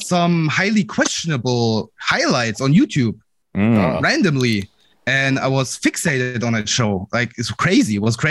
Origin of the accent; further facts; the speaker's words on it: Germany; I'm from Germany. First time, long time.